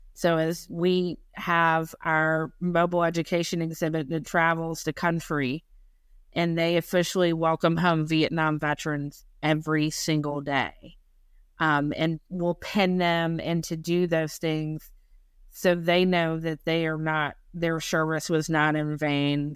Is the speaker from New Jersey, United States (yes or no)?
no; North Carolina, United States; moved away; also born or lived in Maine; I'm from North Carolina.